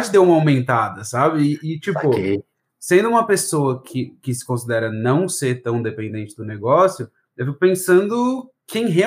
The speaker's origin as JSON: {"language": "Portuguese", "town": "Florianópolis", "region": "Santa Catarina", "country": "Brazil", "tie": "born or raised there", "said": "Eu sou daqui de Floripa, nascido e criado, assim, é, eu não tenho muito sotaque, que a, os meus pais não são da capital, né?"}